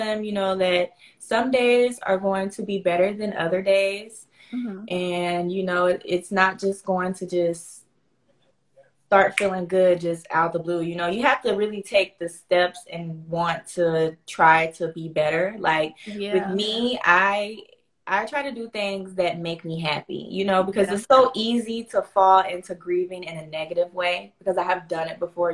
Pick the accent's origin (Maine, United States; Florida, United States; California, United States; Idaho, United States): Florida, United States; Pensacola; accent: Southern; I'm from Florida, Pensacola, Florida.